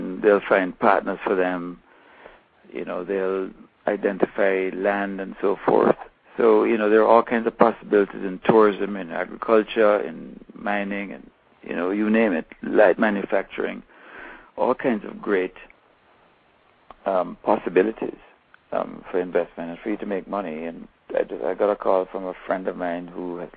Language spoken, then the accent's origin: English; Kingston, Jamaica; I'm from Kingston